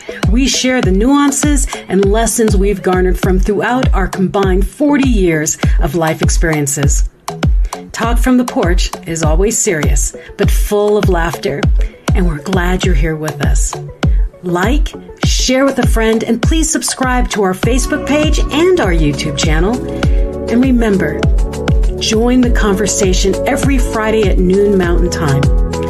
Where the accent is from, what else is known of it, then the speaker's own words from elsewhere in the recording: Central Luzon, Philippines; Well, I grew up in the Philippines